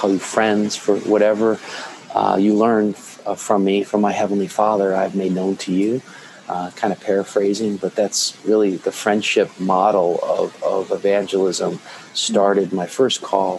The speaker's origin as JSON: {"language": "English", "country": "Philippines", "tie": "born or raised there", "moved": "yes", "said": "I am a Filipino-born Lutheran pastor"}